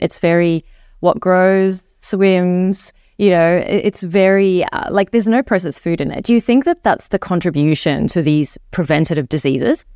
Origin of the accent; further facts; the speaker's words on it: Egypt; also born or lived in New Zealand; now in Australia; I grew up in Egypt, and we follow a Mediterranean diet